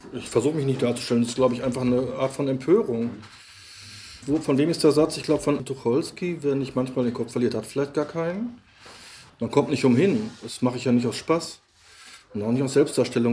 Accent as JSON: {"language": "German", "town": "Lippstadt", "region": "North Rhine-Westphalia", "country": "Germany", "tie": "born or raised there", "also_born_or_lived": "Cologne", "moved": "yes", "said": "nun ist ja Lippstadt, Nolens-Wohlens mein Geburtsort und der Ort, in dem ich aufgewachsen bin"}